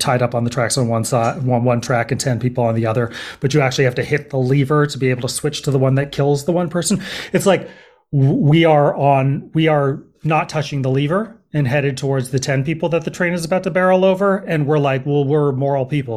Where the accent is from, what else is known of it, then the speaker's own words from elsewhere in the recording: Berkeley, California, United States; also born or lived in Los Angeles / New York City / East Coast; now in Oakland, United States; I grew up in Berkeley, um, and I've lived here in Oakland for probably the past five years.